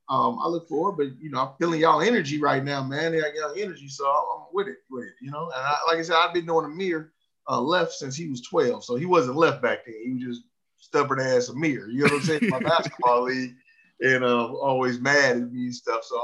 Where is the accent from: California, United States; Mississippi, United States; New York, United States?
California, United States; Richmond; I'm from Richmond, California.